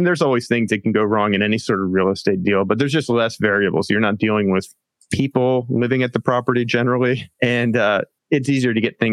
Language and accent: English; Pennsylvania, United States; moved away as an adult; also born or lived in San Diego, California; now in Del Mar, United States; I'm from Pennsylvania originally. That's where I grew up, went to college out there.